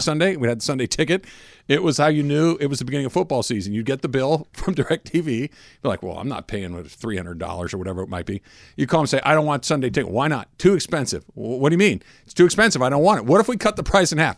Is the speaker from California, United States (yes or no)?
yes; Claremont or Arcadia, Southern California, United States; in Claremont or Arcadia, like I did